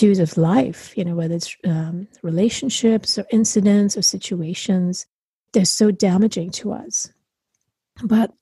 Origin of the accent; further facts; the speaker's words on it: India; now in United States; I grew up in India